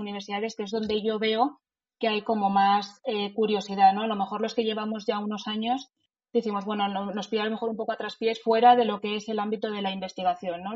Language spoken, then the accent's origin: Spanish; Madrid, Community of Madrid, Spain; Soy madrileña de nacimiento y de sentimiento